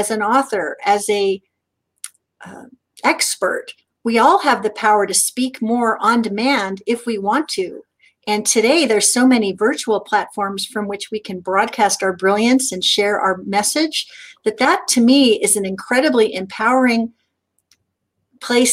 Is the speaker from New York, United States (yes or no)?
no; Southern California, United States; as a kid growing up in Southern California